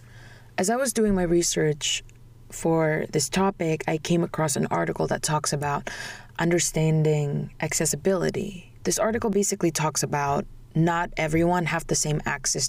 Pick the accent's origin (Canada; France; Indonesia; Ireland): Indonesia; moved away; I came from Indonesia